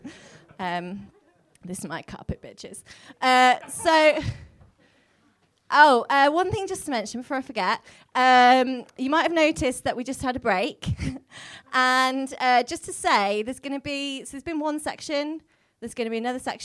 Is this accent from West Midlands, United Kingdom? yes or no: yes; Wolverhampton, West Midlands, United Kingdom; I'm from Wolverhampton and they talk funny there.